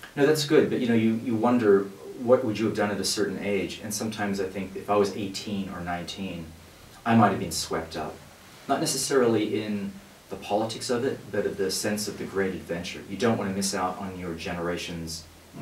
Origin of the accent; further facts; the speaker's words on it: Australia; I grew up in Australia, where the First World War figures very, um, in a big way